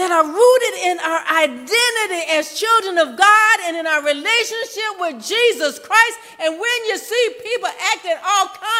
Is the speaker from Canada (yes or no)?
no; United States; I grew up on Wheeler Hill and Washington Park